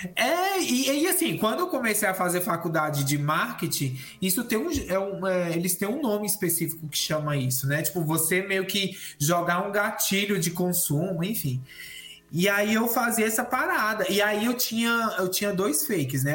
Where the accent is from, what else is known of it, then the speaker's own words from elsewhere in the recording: Brasília, Federal District, Brazil; now in São Paulo, Brazil; E eu moro em São Paulo atualmente, mas eu sou natural de Brasília